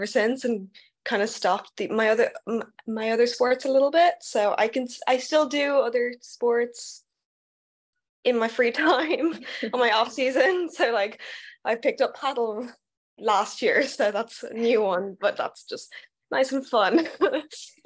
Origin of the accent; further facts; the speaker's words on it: Dublin, Leinster, Ireland; moved away as an adult; also born or lived in United States; I went to Mount Anville